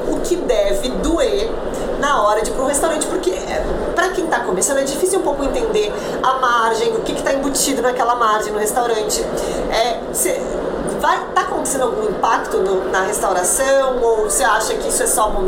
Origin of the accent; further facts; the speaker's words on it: Rio Grande do Sul, Brazil; now in São Paulo, Brazil; como eu sou do Rio Grande do Sul e hoje eu vivo em São Paulo